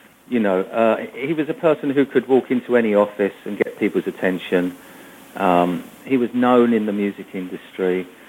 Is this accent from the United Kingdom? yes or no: yes; England, United Kingdom; my father was a half Italian and from Milan, my mother was English. So growing up in England, no, we all spoke English.